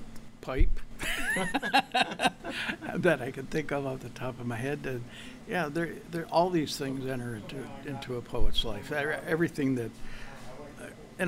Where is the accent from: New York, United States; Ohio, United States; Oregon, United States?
New York, United States; Malone; moved away as an adult; also born or lived in Syracuse, New York; I was born in Malone